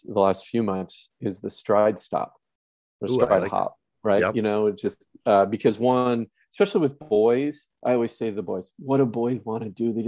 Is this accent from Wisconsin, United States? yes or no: yes; Wisconsin, United States; now in California, United States; I am from Wisconsin now living in California